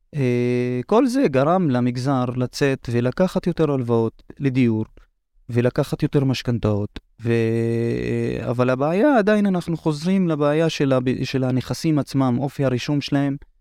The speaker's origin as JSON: {"language": "Hebrew", "town": "Hurfeish", "region": "Northern District", "country": "Israel", "said": "אני מכפר חורפיש בצפון"}